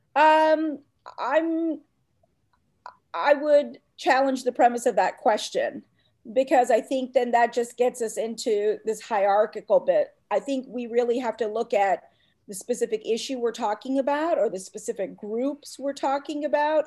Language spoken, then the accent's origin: English; Atlanta, Georgia, United States; also born or lived in India; I grew up in Atlanta, Georgia, where I really didn't fit in as a little brown Hindu girl